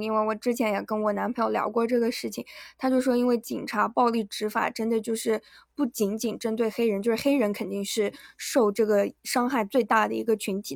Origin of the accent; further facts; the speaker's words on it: Yunnan, China; moved away; 我们是云南的